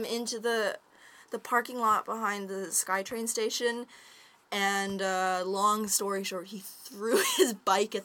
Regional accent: near Mount Washington, Vancouver Island, British Columbia, Canada; I grew up near Mount Washington on Vancouver Island

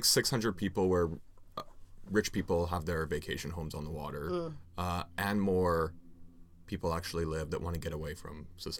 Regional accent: Port Coquitlam, British Columbia, Canada; also born or lived in New Westminster; now in Coquitlam, Canada; I spent most of my life growing up in Poco.

